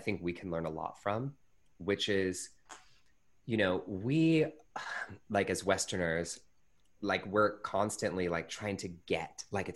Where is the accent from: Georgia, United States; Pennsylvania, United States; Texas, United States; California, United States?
California, United States; Pittsburg; I grew up in the Bay Area in Northern California in a little town called Pittsburgh, California